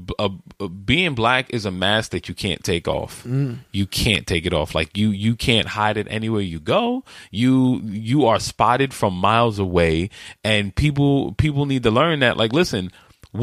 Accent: New York, United States; I'm born and raised in New York. I lived through 9/11 too

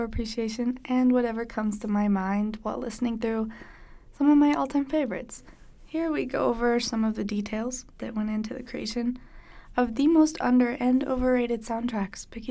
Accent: East Coast, United States; moved away as an adult; now in Utah, United States; I'm an out-of-state student. I'm from the East Coast.

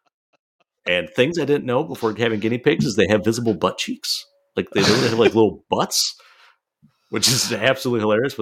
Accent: Midwest, United States; I'm from Midwest.

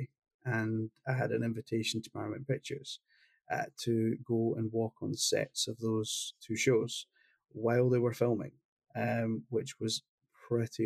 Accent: Glasgow, Scotland, United Kingdom; he came from the same city I came from Glasgow

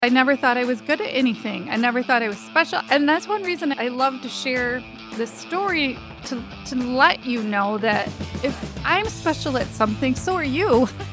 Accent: Lansing, Michigan, United States; also born or lived in DeWitt, Michigan; I grew up in Lansing, so just 15 minutes away.

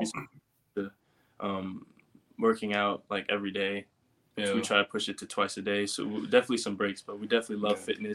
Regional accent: New York, United States; moved away as an adult; now in Los Angeles, United States; we're originally from New York and we had to come straight out to LA.

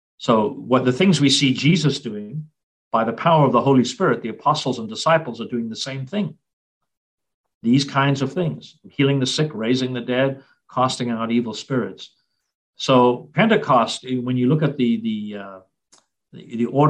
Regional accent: South Africa; now in United States; growing up in South Africa, Ascension Day was always a public holiday

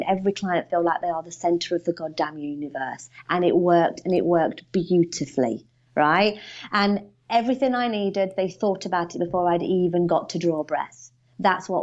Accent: United Kingdom; I'm not Australian. I'm from the UK.

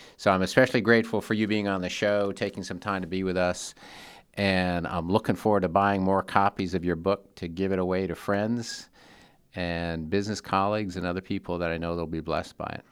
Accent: Seattle, Washington, United States; Seattle, my hometown

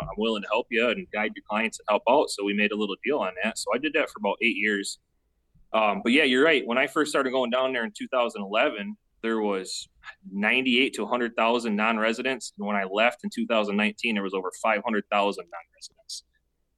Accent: Bay City, Michigan, United States; No, I'm in Bay City, Michigan. Basically, I'm a couple miles from Saginaw Bay

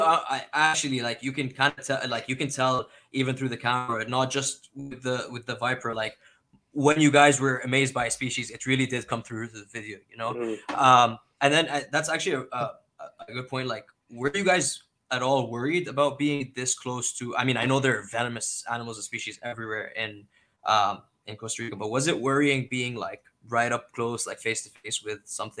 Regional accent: Canada; I'm again Canadian

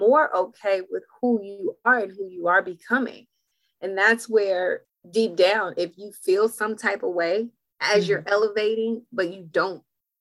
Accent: Los Angeles, California, United States; I'm from Los Angeles. I was born physically in Los Angeles

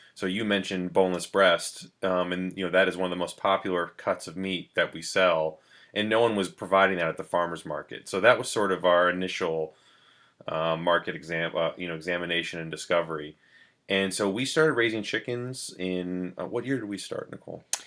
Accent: New London, New Hampshire, United States; I grew up in New London, New Hampshire

